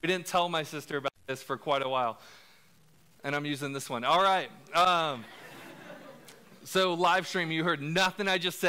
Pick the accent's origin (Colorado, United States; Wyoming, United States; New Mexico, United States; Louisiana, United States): Colorado, United States; Denver; Growing up, we really didn't have much. I grew up in North Denver